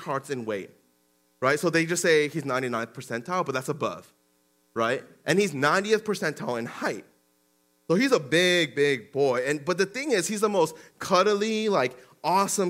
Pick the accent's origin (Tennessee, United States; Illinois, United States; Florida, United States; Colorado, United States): Colorado, United States; Denver; also born or lived in Aurora, Colorado; Back in the day in Denver and growing up in Denver, and at home, they would be Korean